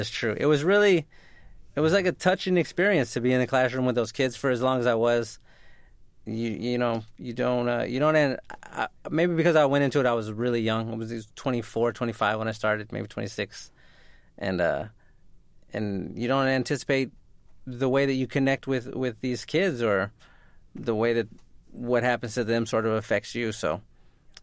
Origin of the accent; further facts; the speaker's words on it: San Antonio, Texas, United States; also born or lived in Houston; where I grew up in San Antonio